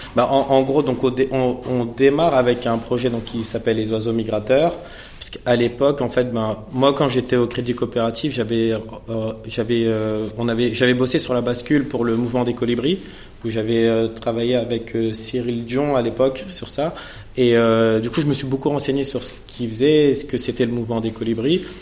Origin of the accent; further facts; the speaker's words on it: Villepinte, Île-de-France, France; je suis originaire de Villepinte, dans le 93